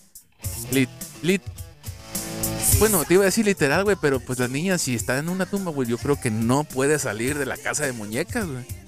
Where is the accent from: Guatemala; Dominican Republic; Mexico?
Mexico; nosotros como mexicanos